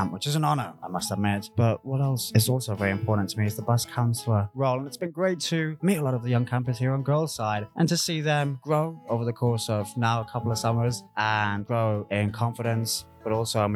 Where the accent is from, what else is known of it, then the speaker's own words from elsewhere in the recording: United Kingdom; moved away; I'm a British guy